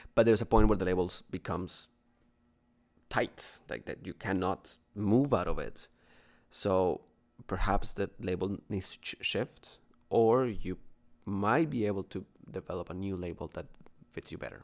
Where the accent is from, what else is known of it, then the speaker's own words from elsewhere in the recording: Bogotá, Bogotá Capital District, Colombia; now in Toronto, Canada; from, from Colombia, from Bogotá